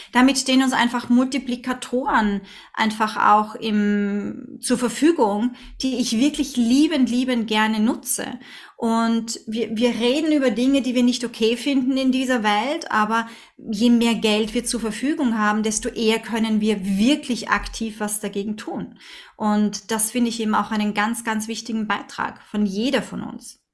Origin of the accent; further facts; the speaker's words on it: Vienna, Austria; now in Linz, Austria; obwohl ich ein Stadtkind bin, als, als Wienerin